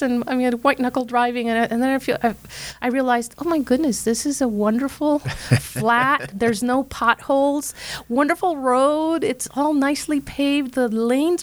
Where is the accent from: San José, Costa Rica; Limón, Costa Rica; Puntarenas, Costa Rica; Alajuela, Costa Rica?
San José, Costa Rica; moved away; I grew up watching Mother Angelica in my hometown in Costa Rica, capital city San Jose